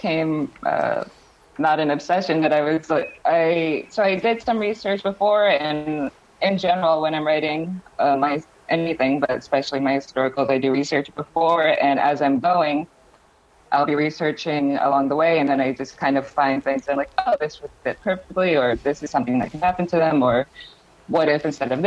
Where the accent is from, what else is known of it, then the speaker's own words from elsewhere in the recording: New York, United States; I grew up in New York